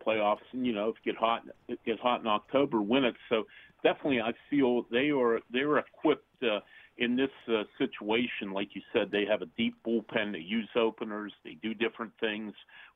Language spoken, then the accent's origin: English; Pittsburgh, Pennsylvania, United States; I grew up in Pittsburgh, a National League city